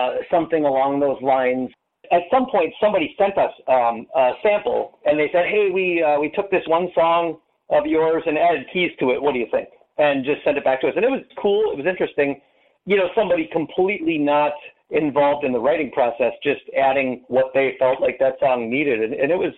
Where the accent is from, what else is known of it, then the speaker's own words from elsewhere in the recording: Menominee, Michigan, United States; moved away as an adult; now in Fox Valley, Wisconsin, United States; I grew up in Menominee, Michigan